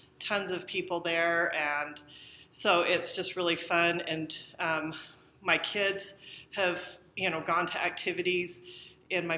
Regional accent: Bountiful, Utah, United States; I grew up in Bountiful, Utah

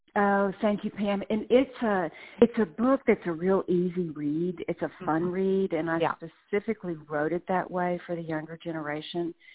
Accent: Dallas, Texas, United States; moved away as an adult; also born or lived in Birmingham, Alabama; now in Alabama, United States; I was born and raised in Dallas lived there my entire life

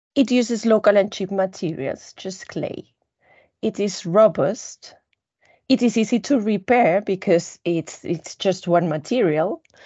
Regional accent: Spain; I come from Spain

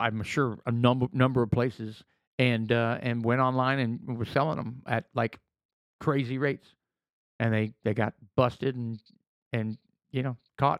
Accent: United States; We're drinking American whiskey because we're American.

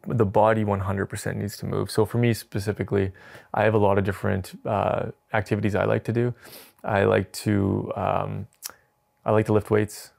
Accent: Edmonton, Alberta, Canada; moved away; also born or lived in Calgary; I was raised in Edmonton

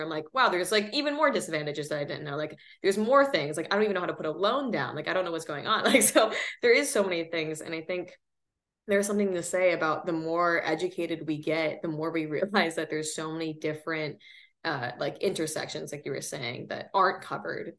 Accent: Seattle, Washington, United States; moved away as an adult; I grew up really lucky kind of coming, you know, from Seattle

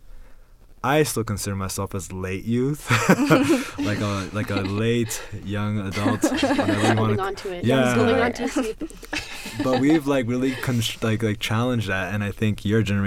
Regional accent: New York City, New York, United States; moved away as an adult; also born or lived in La Ceiba, Honduras; now in Utah, United States; I grew up in Brooklyn, New York, and now I live here in Utah

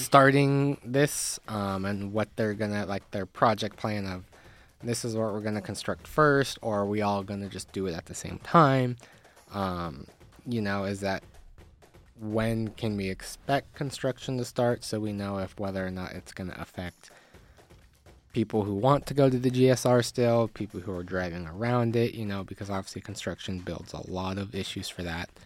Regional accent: Reno, Nevada, United States; my hometown

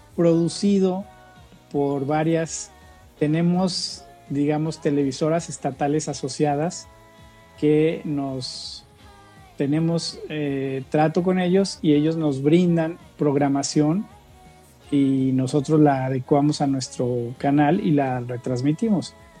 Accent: Guadalajara, Jalisco, Mexico; moved away as an adult; now in San Luis Potosí, Mexico; soy originario de Guadalajara, y me mudé a San Luis Potosí para unirme al proyecto de Mexicanal

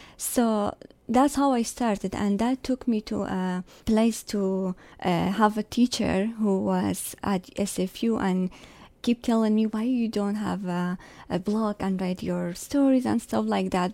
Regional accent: Sulaymaniyah, Kurdistan Region, Iraq; English is a second language; moved away as an adult; now in Canada; I am from Kurdistan, northern Iraq

